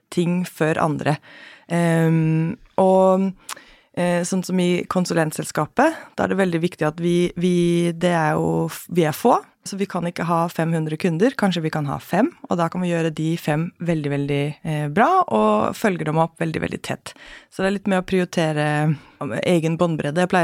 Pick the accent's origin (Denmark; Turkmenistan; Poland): Denmark; Central Denmark Region; now in Norway; Jeg har vokst opp i Danmark. Eh, I Midtjylland.